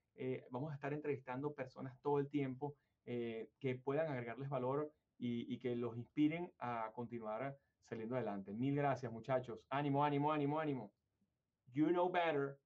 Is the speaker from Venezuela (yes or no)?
yes; Venezuela; now in United States; Yo vengo de Venezuela, obviamente, y mi mayor experiencia laboral en mi compañía en Venezuela